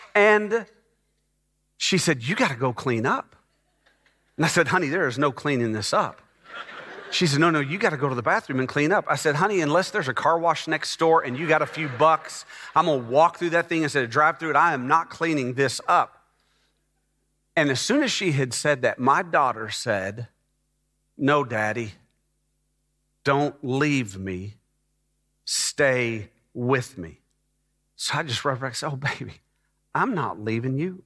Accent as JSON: {"language": "English", "town": "Dallas", "region": "Texas", "country": "United States", "tie": "born or raised there", "also_born_or_lived": "North Atlanta, Georgia", "moved": "as an adult", "lives_now": "Texas, United States", "said": "my wife and I moved from Dallas, Texas, where I had grown up in the Dallas area."}